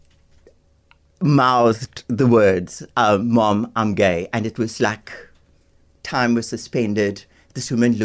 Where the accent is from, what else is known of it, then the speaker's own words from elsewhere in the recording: Cape Town, Western Cape, South Africa; where I grew up in Bonteville on the Cape Flats